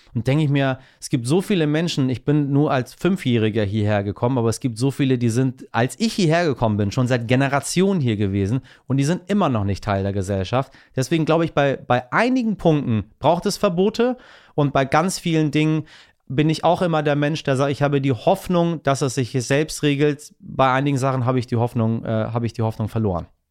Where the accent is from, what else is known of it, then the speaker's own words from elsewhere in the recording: Iran; als Iraner